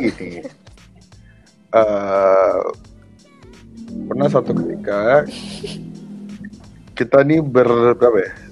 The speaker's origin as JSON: {"language": "Indonesian", "region": "Jakarta", "country": "Indonesia", "said": "ya kan gue kan orang Jakarta ya."}